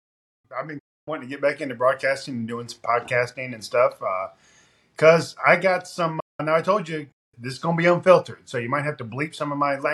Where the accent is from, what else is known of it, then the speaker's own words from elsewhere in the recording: Ashland, Kentucky, United States; also born or lived in Washington / Michigan / New York; I wasn't born in Kentucky, all right? I was born in Washington. He was in the Secret Service. I lived in Michigan, young part of my life, New York. Then I was in Ashland, Kentucky, from like middle school all the way up until I graduated